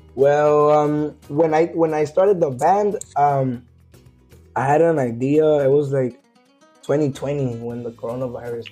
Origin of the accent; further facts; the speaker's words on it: Coachella Valley, California, United States; originally, I'm from the Coachella Valley